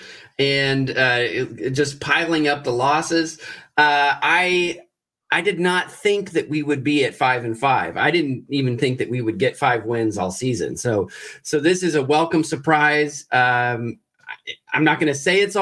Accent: Colorado, United States; moved away as an adult; also born or lived in New Mexico / Los Angeles / Nebraska; now in New Hampshire, United States; I was born and raised in Colorado, and then I went to college in New Mexico and ended up in Los Angeles for a long time and lived in Nebraska for a year. And now I'm in New Hampshire

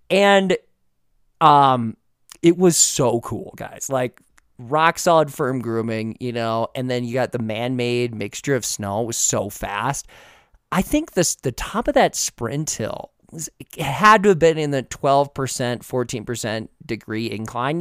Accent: Midwest, United States; growing up in the Midwest

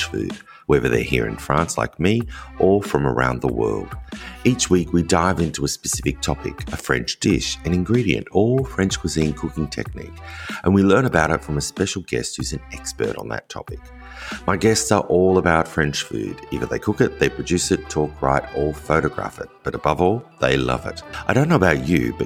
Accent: Australia; us Australians

